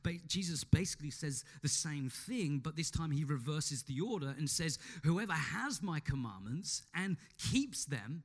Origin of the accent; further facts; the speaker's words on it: Australia; we are Australian citizens